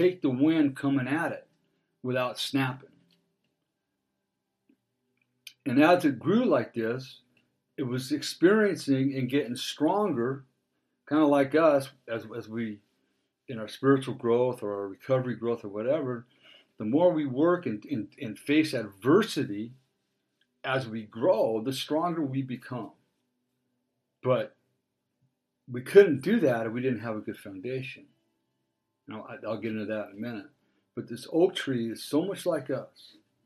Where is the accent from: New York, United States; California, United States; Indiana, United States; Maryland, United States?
California, United States; Dana Point; I grew up in Dana Point, and up on the hill there's a water tower up on Golden Lantern.